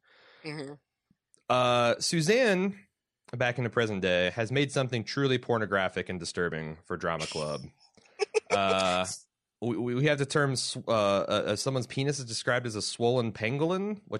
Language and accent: English; Midwest, United States; as a heterosexual white male growing up in the Midwest